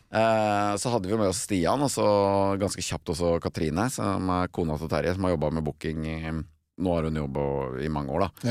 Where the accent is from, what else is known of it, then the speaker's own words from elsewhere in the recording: Vestfold, Norway; hjemme i Vestfold